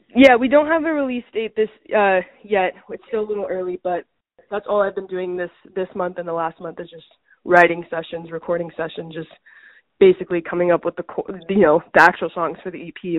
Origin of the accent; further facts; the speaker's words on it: United States; I'm firstborn American in my family to go to school in the U.S.